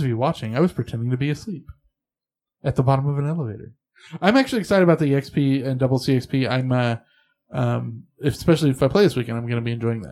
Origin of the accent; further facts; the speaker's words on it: Southern California, United States; now in Northern California, United States; I live in Northern California. I grew up in Southern California.